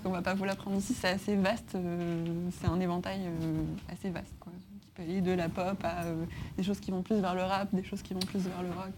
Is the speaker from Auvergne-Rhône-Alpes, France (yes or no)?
yes; Grenoble, Auvergne-Rhône-Alpes, France; moved away as an adult; also born or lived in Paris; je viens de Grenoble de base, donc je suis mmh. arrivée à Paris